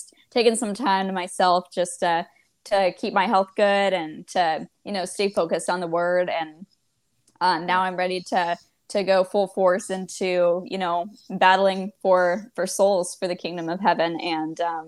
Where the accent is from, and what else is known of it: Washington, United States; born or raised there; moved away